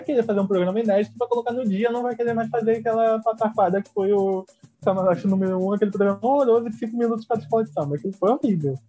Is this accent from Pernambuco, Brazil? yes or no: no; Rio de Janeiro, Brazil; eu sou carioca